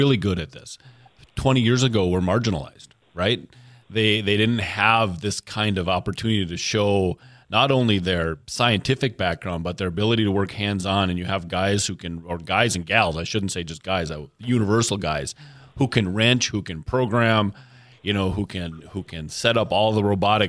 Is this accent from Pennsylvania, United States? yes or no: no; Little Falls, Minnesota, United States; growing up in Little Falls, at the time I grew up in Little Falls